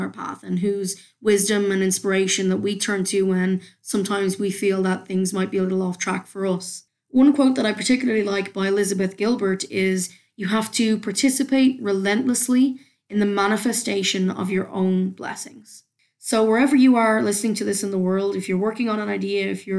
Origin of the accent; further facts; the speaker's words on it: Dublin, Leinster, Ireland; it's the mishmash accent where Canadians think I'm from Newfoundland and nobody else quite knows where. But yes, I am a Dub at heart, so we'll go with that.